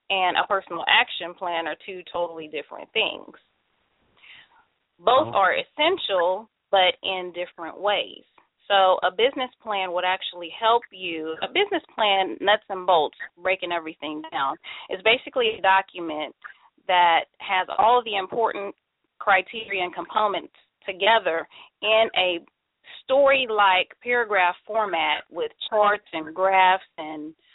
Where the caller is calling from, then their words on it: Mesa, Arizona, United States; I'm calling from Mesa, Arizona.